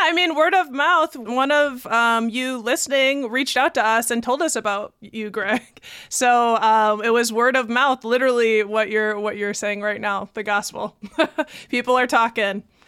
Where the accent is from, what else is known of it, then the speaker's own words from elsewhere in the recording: Baraboo, Wisconsin, United States; I'm from Baraboo